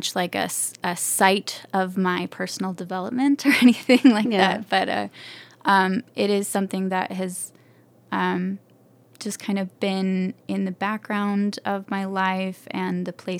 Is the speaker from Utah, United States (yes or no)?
yes; Alpine, Utah, United States; I grew up in Utah Valley. We were in Alpine